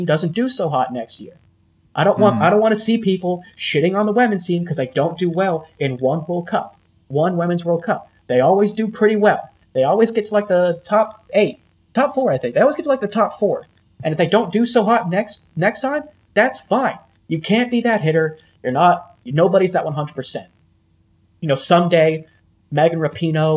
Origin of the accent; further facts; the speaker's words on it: United States; we're American